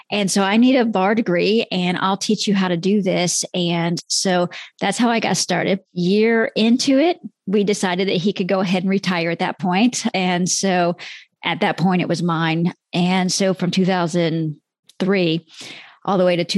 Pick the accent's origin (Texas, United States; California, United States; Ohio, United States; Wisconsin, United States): Texas, United States; I'm from Texas